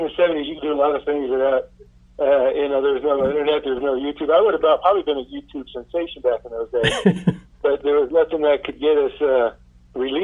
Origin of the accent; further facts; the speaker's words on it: San Francisco Bay Area, California, United States; I was from the Bay Area